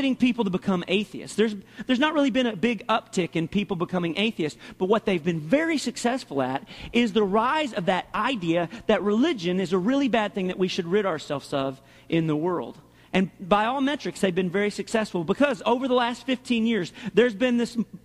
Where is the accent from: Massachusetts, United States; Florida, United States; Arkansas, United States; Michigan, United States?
Arkansas, United States; my heart is in the Southeast. I'm from Arkansas.